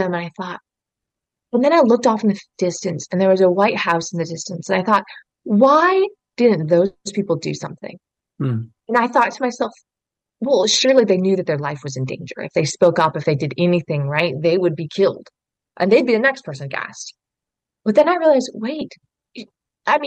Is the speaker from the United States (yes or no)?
yes; Oregon, United States; I grew up in Oregon